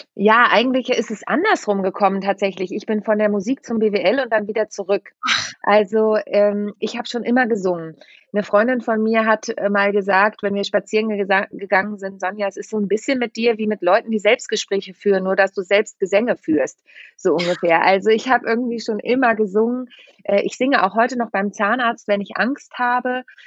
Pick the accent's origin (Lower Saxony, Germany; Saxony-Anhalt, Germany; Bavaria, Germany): Lower Saxony, Germany; Lüneburg Heath, Braunschweig area; moved away as an adult; also born or lived in Mannheim; now in Hamburg, Germany; ich bin ja auf dem Dorf groß geworden, äh, in der Lüneburger Südheide bin ich aufgewachsen